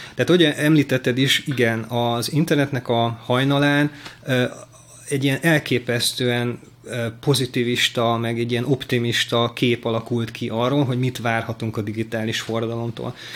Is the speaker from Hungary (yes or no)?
yes; Hungary; én vidéken nőttem fel